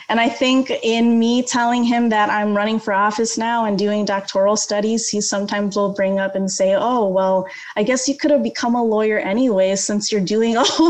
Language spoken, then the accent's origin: English; Skokie, Illinois, United States; now in Aurora, United States; I grew up in the Skokie area. That is where I call home, even though my parents don't live there anymore